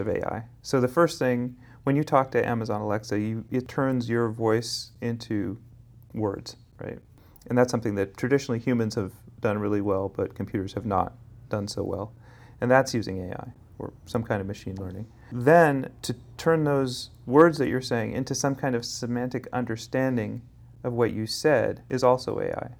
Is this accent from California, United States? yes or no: yes; Berkeley, California, United States; also born or lived in Santa Monica; now in Los Angeles, United States; I grew up in Berkeley.